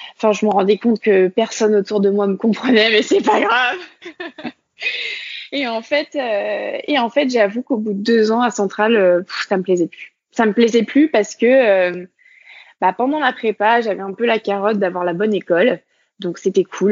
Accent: Côtes-d'Armor, Brittany, France; moved away as an adult; also born or lived in Nantes / Lyon; je suis née euh, dans les Côtes d'Armor et donc j'ai grandi en Bretagne bah, finalement jusqu'à mon bac

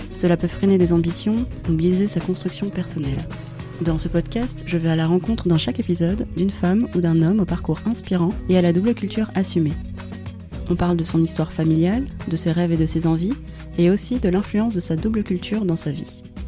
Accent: France; Je suis née en France, de parents chinois et vietnamiens

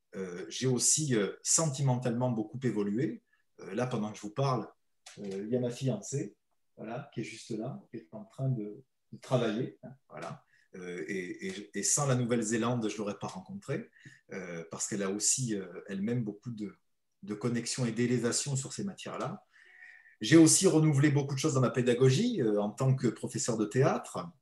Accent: the Midi, southern France, France; en bon méridional

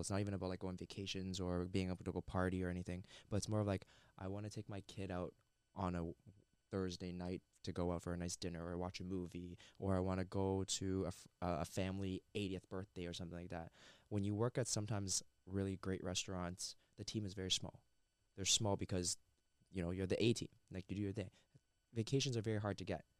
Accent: Mississauga, Ontario, Canada; I'm born and raised in Mississauga

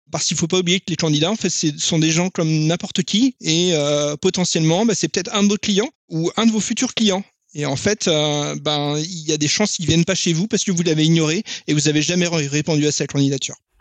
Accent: France; On est français

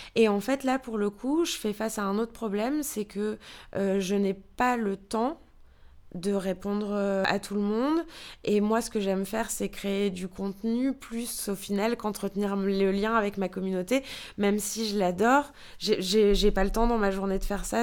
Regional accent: France; moved away as an adult; also born or lived in New York; now in Germany; en tant que Française

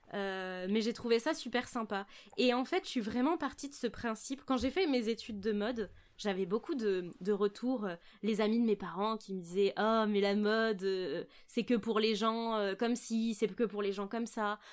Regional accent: Charente, Nouvelle-Aquitaine, France; moved away as an adult; now in Bordeaux, France; Je suis née à Bordeaux et puis maintenant, je, vis à Bordeaux. Donc, je suis native de Bordeaux, mais j'ai grandi en Charente avec mes parents.

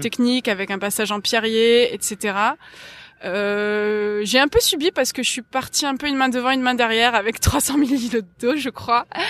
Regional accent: Marseille, Provence-Alpes-Côte d'Azur, France; j'ai grandi à Marseille, enfin j'ai grandi juste à côté de Marseille jusqu'à mes 8 ans et ensuite en, centre-ville

